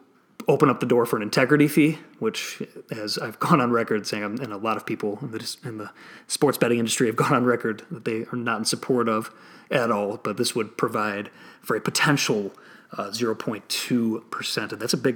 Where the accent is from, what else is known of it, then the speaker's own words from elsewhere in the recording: Illinois, United States; now in Florida, United States; here in my home state, or I'm in Florida now, but in Illinois